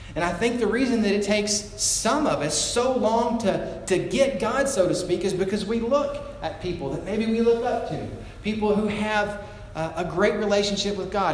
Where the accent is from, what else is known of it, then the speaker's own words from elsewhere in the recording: United States; as an American